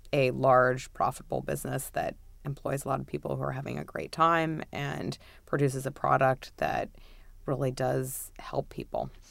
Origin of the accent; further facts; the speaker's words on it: New York, United States; I'm a native New Yorker. Uh, I've made it all of twenty blocks in my entire life